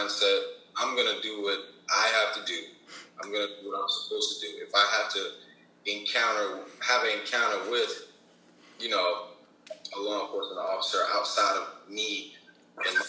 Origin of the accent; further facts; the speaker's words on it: New York City, New York, United States; I grew up in Queens, New York. It was definitely a rough area.